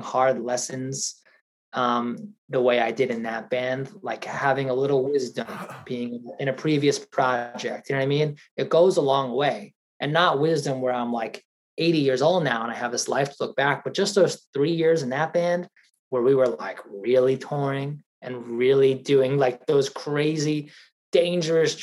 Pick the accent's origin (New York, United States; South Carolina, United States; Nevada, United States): New York, United States; Long Island; growing up in Long Island